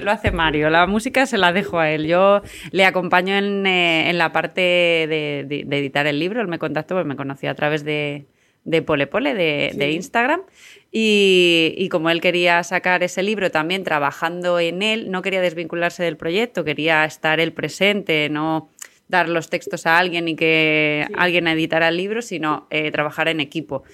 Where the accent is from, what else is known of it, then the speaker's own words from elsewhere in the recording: San Sebastián de los Reyes, Community of Madrid, Spain; en Sanse, que es eh, mi pueblo